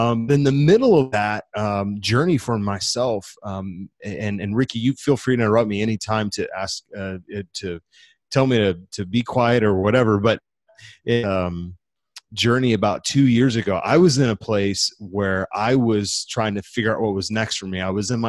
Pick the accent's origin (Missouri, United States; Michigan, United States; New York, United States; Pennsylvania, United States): Missouri, United States; St. Louis; I grew up in the Midwest, currently call a city called St. Louis, Missouri home